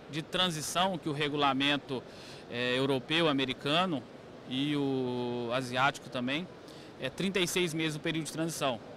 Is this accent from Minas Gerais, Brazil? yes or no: yes; Boa Esperança, Minas Gerais, Brazil; somos lá do, de Boa Esperança, no sul de Minas.